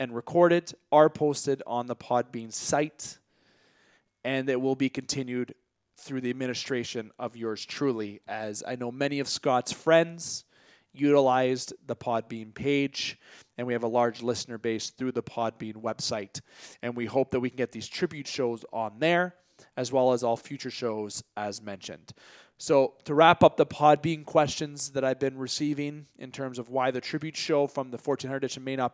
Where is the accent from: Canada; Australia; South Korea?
Canada; yours truly being a Canadian citizen